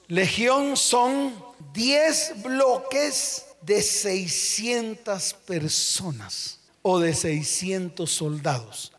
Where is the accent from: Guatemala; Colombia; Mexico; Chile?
Colombia; Santa Marta, Magdalena; Allá en mi tierra, Santa Marta